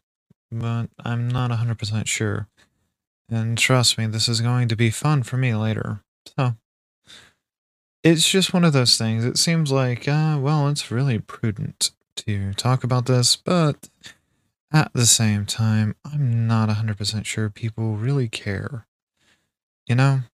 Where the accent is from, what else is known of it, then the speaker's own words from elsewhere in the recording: Alabama, United States; my home state of Alabama